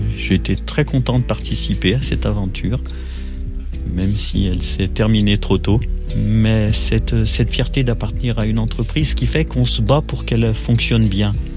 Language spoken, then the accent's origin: French; Roche-la-Molière, Auvergne-Rhône-Alpes, France; Je suis né à Roche-la-Molière dans la Loire